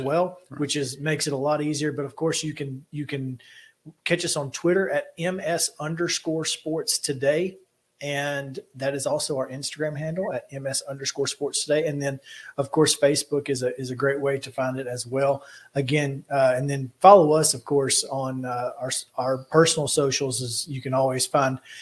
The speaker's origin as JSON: {"language": "English", "region": "Alabama", "country": "United States", "moved": "as an adult", "lives_now": "Tennessee, United States", "said": "I'm from Alabama. I've only been in Tennessee for five years."}